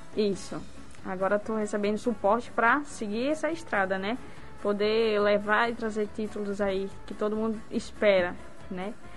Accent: Macaíba, Rio Grande do Norte, Brazil; Sou de Macaíba, do interior de Macaíba

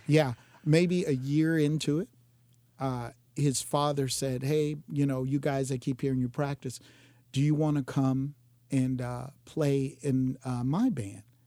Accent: Jacksonville, Florida, United States; Born and raised in Jacksonville

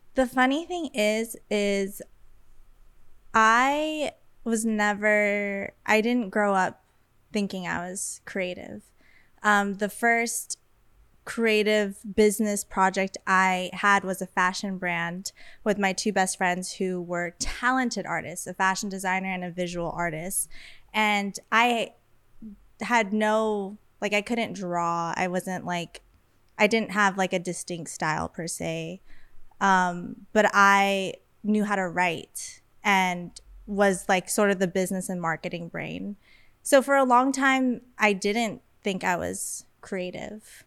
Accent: Las Vegas, Nevada, United States; moved away as an adult; now in Los Angeles, United States; I b- was born and raised in Las Vegas, and I have been living in LA consistently since 2020.

